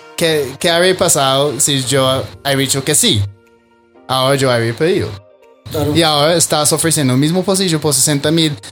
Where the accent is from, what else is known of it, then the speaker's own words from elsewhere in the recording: Australia; Spanish is a second language; moved away as an adult; also born or lived in Medellín, Colombia; now in Bogotá, Colombia; yo soy australiano, ¿ok? Llevo seis años aquí en Colombia